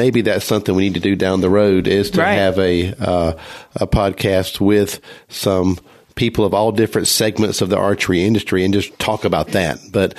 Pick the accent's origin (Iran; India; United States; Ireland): United States; the South; I'm from the South. I say pecan.